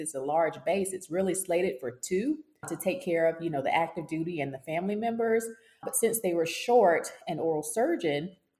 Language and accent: English; Dallas, Texas, United States; moved away as an adult; also born or lived in Louisiana / Mississippi / South Carolina / England; I'm from Dallas, Texas, originally